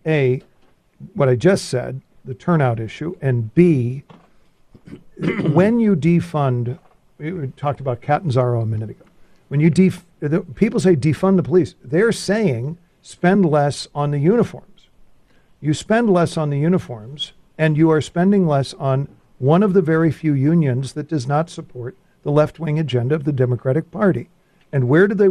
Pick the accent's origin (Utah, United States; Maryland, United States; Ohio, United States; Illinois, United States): Illinois, United States; Chicago; We're from Chicago